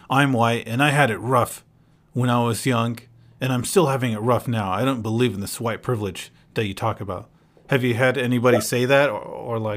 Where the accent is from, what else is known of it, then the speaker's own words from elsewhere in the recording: North Carolina, United States; born there; also born or lived in Palestine; Well, I was born in North Carolina, you know, and this and that, and I lived in Palestine for a few years